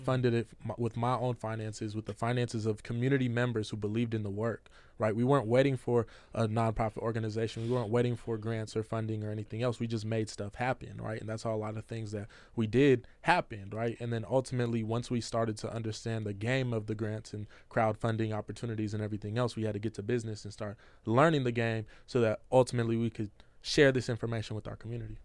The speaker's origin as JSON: {"language": "English", "town": "Seattle", "region": "Washington", "country": "United States", "tie": "born or raised there", "said": "I grew up in Seattle"}